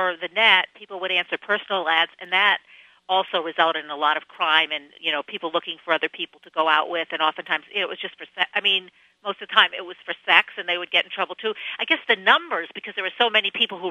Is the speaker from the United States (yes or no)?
yes; Albany, New York, United States; I'm from Albany